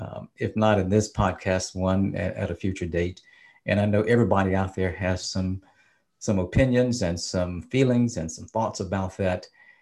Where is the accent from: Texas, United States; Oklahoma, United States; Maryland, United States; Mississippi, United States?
Mississippi, United States; As a Black man growing up, a Black person growing up in Mississippi and having experienced Jim Crowism firsthand